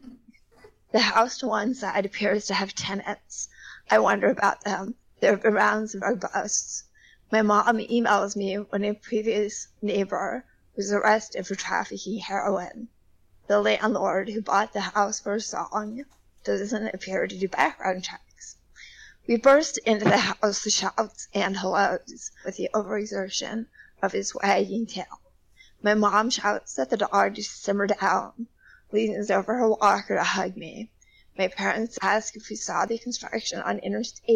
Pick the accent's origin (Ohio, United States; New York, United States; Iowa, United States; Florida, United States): Ohio, United States; moved away as an adult; I'm actually sitting in my hometown library right now